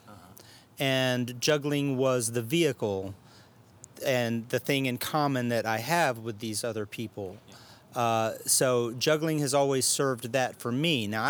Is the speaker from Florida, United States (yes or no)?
no; Arkansas, United States; now in Austin, United States; Austin, Texas is home now. I originally came from Arkansas